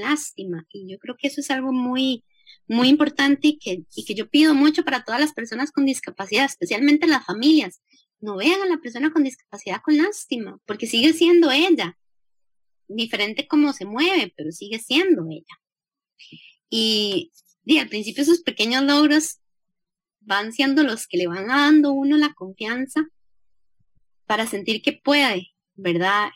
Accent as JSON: {"language": "Spanish", "country": "Costa Rica", "tie": "born or raised there", "said": "nací en el Hospital México"}